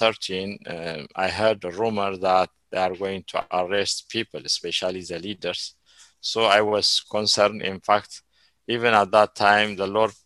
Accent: Ethiopia; moved away as an adult; also born or lived in Eritrea / Sudan; I live in Ethiopia more than 40 years. I know Ethiopia, but I don't have a citizenship already. They canceled my citizenship.

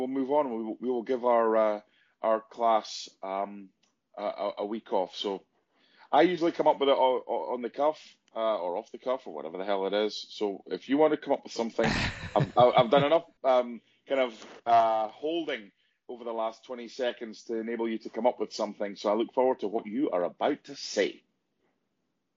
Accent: Penicuik, Scotland, United Kingdom; it's my hometown team, Pennycook Athletic

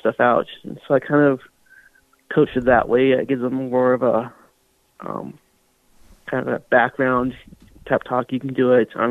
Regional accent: Southern California, United States; moved away as an adult; also born or lived in Nebraska; I grew up in Southern California, so I bowled out there

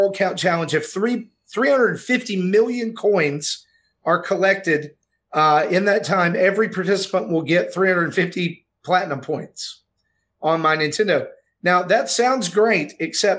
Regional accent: the South, United States; I'm from the South

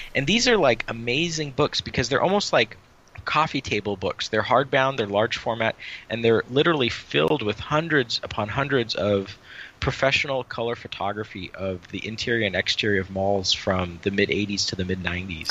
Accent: San Jose, California, United States; the one that we grew up with in San Jose

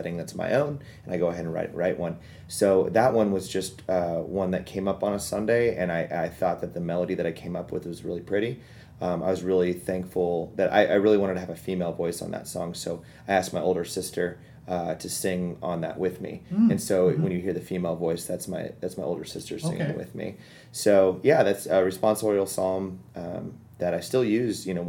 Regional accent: Kansas City, United States; I'm from Kansas City

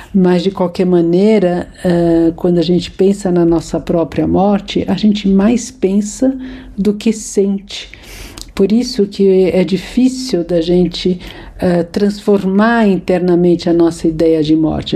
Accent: São Paulo, Brazil; nasci em São Paulo

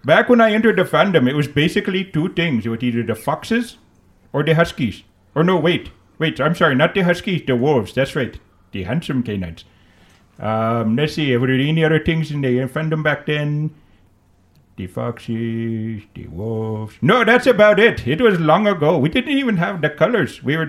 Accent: India; We don't even have the kitsunes in India.

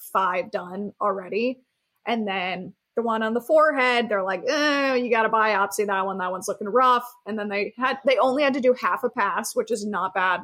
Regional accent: Key Largo, Florida, United States; growing up in Key Largo, Florida

